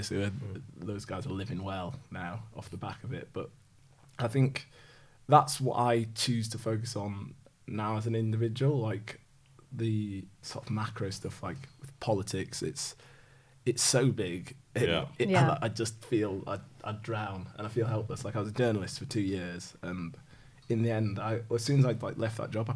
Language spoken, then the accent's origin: English; Yorkshire and the Humber, United Kingdom; as a Yorkshireman